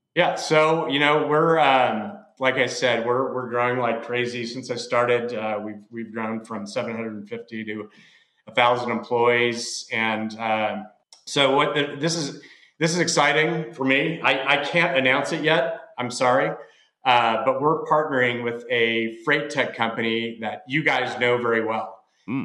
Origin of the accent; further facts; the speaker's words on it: Texas, United States; I'm from Texas